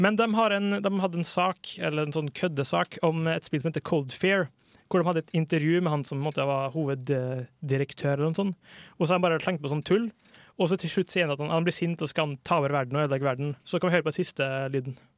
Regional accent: Borås, Västra Götaland, Sweden; født i 1980 i Borås, som er der jeg vokste opp sjøl.

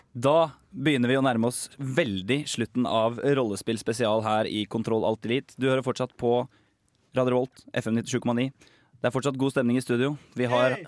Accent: Larvik, Vestfold, Norway; hjemme i Larvik

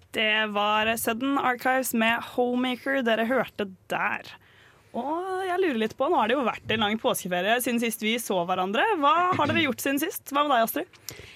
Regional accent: Oslo, Norway; now in Trondheim, Norway; Jeg er jo egentlig fra Oslo

